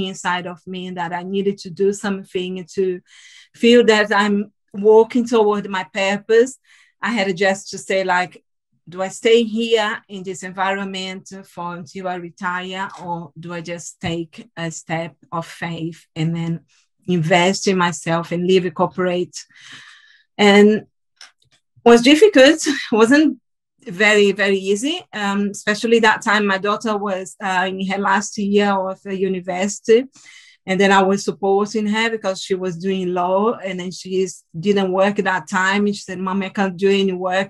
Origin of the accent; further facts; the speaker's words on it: Salvador, Bahia, Brazil; English is a second language; moved away as an adult; now in United Kingdom; I'm from the northeast of Brazil, from Salvador.